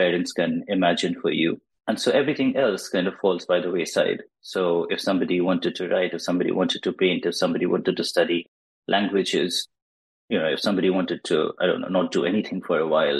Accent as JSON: {"language": "English", "country": "India", "tie": "born or raised there", "second_language": "English"}